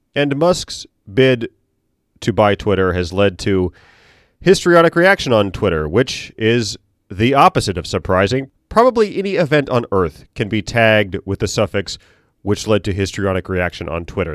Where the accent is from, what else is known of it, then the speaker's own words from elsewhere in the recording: Norfolk, Virginia, United States; I'm from Norfolk, we're a port